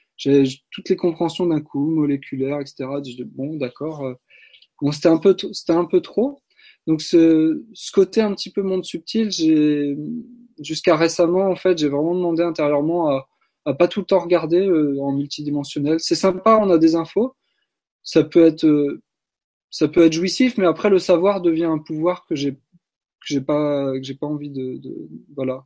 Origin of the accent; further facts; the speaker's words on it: Brittany, France; je suis né en Bretagne